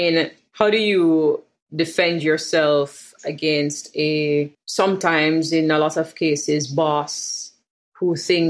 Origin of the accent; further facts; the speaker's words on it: Jamaica; a millennial Jamaican woman living in Kingston.